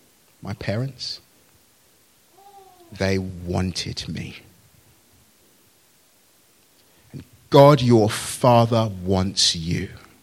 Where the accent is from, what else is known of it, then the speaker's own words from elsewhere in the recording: Nigeria; born there; I was born in Nigeria, out of marriage, to a single mum, really.